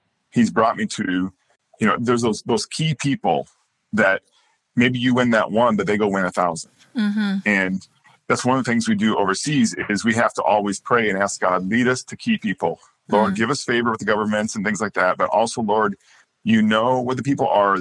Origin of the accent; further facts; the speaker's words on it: South Dakota, United States; moved away as an adult; now in Latvia; I was raised in South Dakota in home missions.